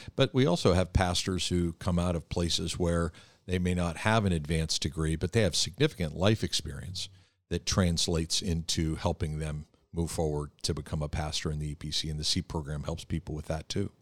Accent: Philadelphia, Pennsylvania, United States; we're both from the Philadelphia area

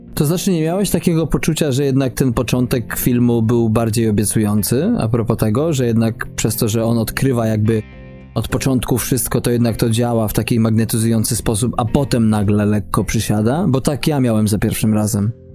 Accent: Poland; moved away; naszym kraju nadwiślańskim

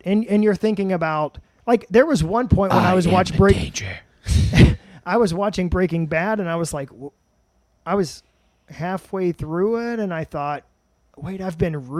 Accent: Madison, Indiana, United States; now in Columbus, United States; I'm from Madison, OG.

